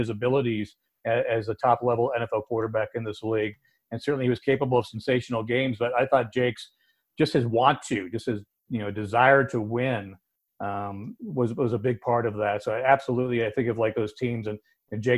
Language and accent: English; Ohio, United States; moved away; I'm from Ohio, so for me, my first game was a home game about 30 minutes from where I grew up